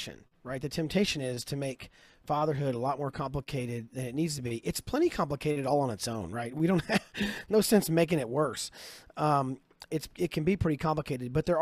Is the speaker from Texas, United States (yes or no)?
no; Kentucky, United States; I'm from Kentucky